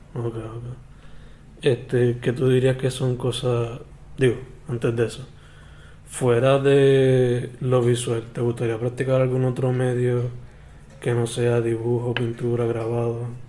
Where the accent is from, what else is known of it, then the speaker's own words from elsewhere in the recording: San Germán, Puerto Rico; yo soy de San Germán